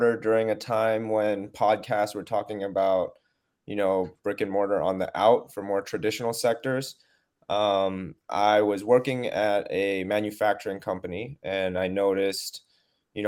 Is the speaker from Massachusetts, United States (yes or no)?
no; San Francisco, California, United States; moved away; being born and raised in the West Coast, right, in San Francisco